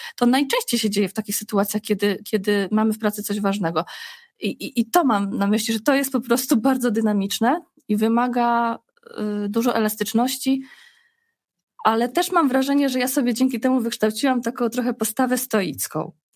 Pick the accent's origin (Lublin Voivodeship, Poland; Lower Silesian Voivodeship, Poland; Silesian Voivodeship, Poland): Lublin Voivodeship, Poland; small town near Zamość; moved away as an adult; also born or lived in Warsaw; my pochodzimy, y, Krzysztof z Zamościa, ja z kolei z małej miejscowości pod Zamościem